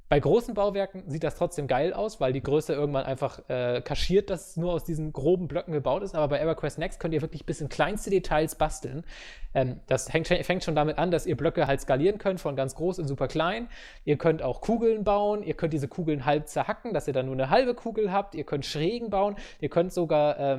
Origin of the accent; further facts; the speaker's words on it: Baden-Württemberg, Germany; Ich bin Schwabe, mir hört aus Prinzip eh keiner zu.